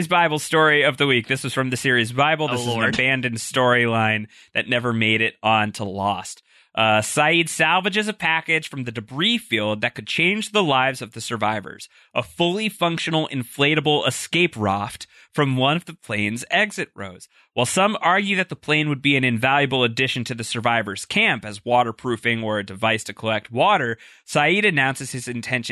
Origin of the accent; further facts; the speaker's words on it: New York, United States; as a New Yorker